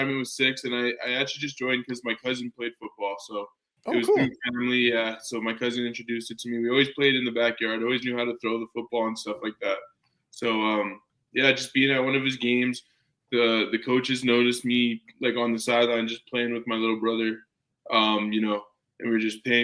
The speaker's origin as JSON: {"language": "English", "town": "Calgary", "region": "Alberta", "country": "Canada", "tie": "born or raised there", "said": "growing up in Calgary"}